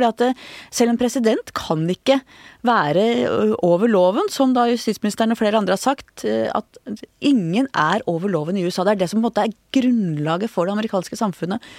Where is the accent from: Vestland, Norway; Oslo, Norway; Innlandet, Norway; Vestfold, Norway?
Oslo, Norway; Da jeg vokste opp på Manglerud